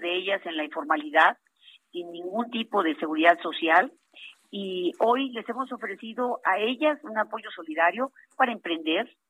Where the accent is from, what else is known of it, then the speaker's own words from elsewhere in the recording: Huasteca, Huejutla, Hidalgo, Mexico; en la región Huasteca, que es de donde soy originaria